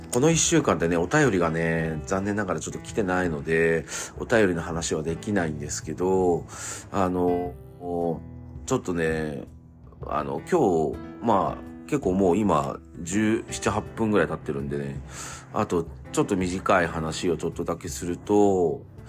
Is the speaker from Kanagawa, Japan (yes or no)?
yes; Chigasaki, Kanagawa, Japan; now in Nakano, Japan; 茅ヶ崎出身なんですけど